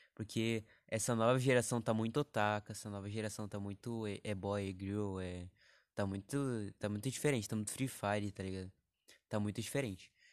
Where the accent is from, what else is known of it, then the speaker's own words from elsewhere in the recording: interior of São Paulo, Brazil; accent: caipira (interior of São Paulo), with chiado S; eu sou do interior de São Paulo